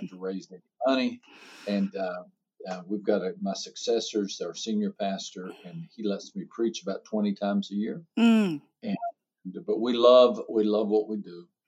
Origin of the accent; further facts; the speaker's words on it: Texas, United States; also born or lived in San Antonio, Texas / South America; I'm from Texas, although I've lived most of my life in San Antonio, Texas.